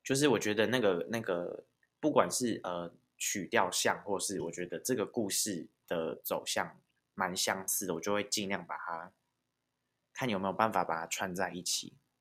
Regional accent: Taiwan; first language Taiwanese Hokkien; 我是一个台湾郎

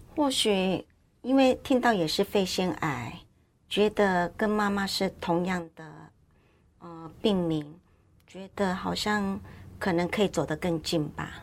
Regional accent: Yilan County, Taiwan; moved away as an adult; now in Banqiao, Taiwan; 我宜兰人

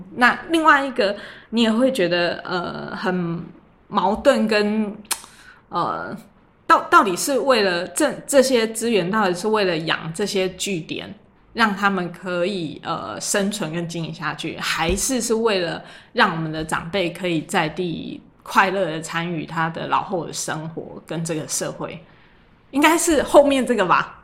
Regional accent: Luzhou, New Taipei, Taiwan; 我从小在泸州长大，可是我从念高中我就是往台北跑，然后后来，呃，到这个台大公馆

